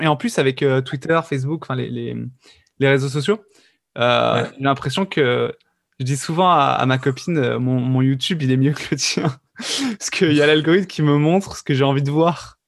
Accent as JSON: {"language": "French", "area": "the South", "region": "southern France", "country": "France", "said": "je viens du Sud"}